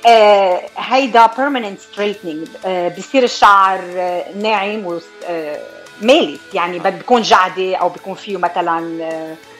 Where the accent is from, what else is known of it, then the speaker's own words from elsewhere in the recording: Taalabaya, Beqaa, Lebanon; also born or lived in Buffalo, New York, United States; now in California, United States; انا من آه، ضيعه صغيره اسمها تعلبيه بالبقاع وصار لي بامريكا من 1991